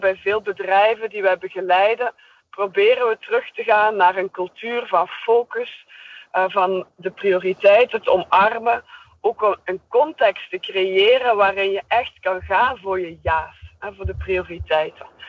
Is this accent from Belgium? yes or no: yes; Belgium; accent: Belgian; ik ben een Belgische